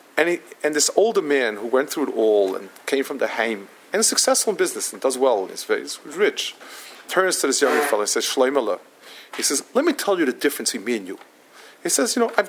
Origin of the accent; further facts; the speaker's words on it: New York, United States; also born or lived in Israel; I come from Manhattan.